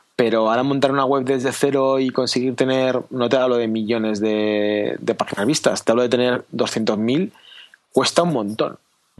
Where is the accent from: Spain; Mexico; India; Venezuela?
Spain; quiero que mi hija crezca en mi país